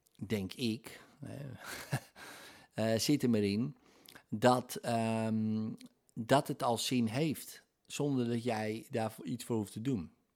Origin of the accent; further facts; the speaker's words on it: Netherlands; Nederlandse nationaliteit in mijn geval